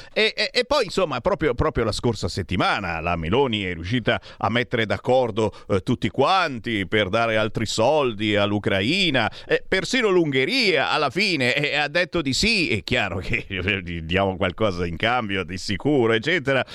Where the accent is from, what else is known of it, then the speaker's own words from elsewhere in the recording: Monza, Lombardy, Italy; Monza, mia città natale, ci ho vissuto 30 anni